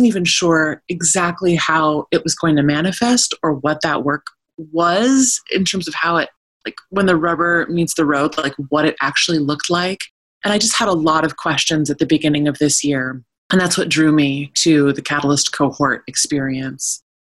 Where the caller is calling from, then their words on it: Oregon, United States; I'm calling in from the wilds of Eastern Oregon. I am in the Wallowa-Whitman Mountain Range, which is in the far northeast corner of the state of Oregon.